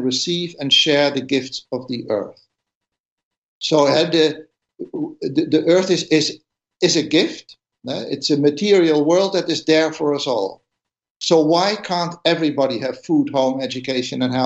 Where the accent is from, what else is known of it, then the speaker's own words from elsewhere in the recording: Netherlands; I come from the Netherlands